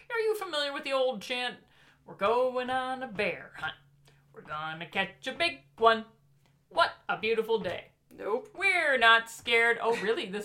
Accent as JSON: {"language": "English", "region": "Michigan", "country": "United States", "said": "I mean, we're from Michigan."}